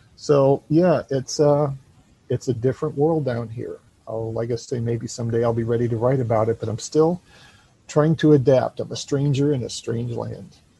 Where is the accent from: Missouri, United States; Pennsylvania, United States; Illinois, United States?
Illinois, United States; moved away as an adult; now in Florida, United States; I'm originally from Illinois, but I now live in Florida